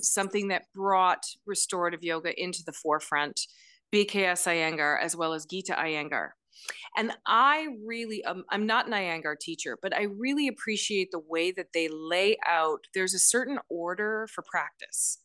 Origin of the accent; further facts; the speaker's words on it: Elora, Ontario, Canada; I grew up in Alora, Ontario